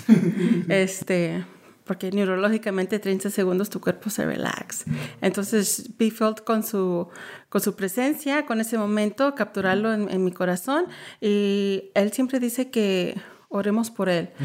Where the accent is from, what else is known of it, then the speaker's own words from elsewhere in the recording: Dallas, Texas, United States; also born or lived in Garland, Texas; soy ah, hija de Agustín y María Sánchez, que vienen de Michoacán, mm. pero yo soy nacida aquí en Dallas